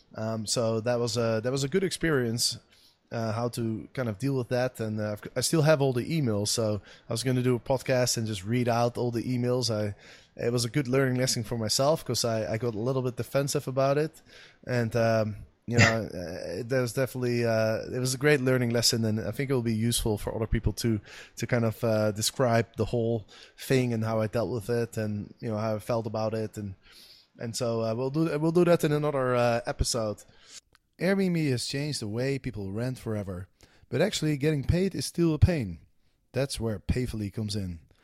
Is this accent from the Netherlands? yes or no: yes; Amsterdam, North Holland, Netherlands; here in my hometown of Amsterdam, where I am staying right now